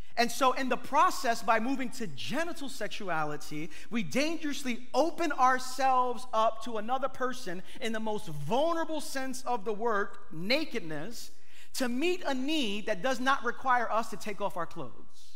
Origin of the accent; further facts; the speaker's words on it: New York City, New York, United States; I'm from East New York.